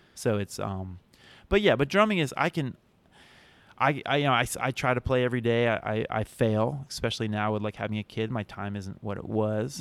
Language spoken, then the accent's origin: English; outside of Philadelphia, Pennsylvania, United States; moved away; also born or lived in Providence, Rhode Island; growing up outside of Philadelphia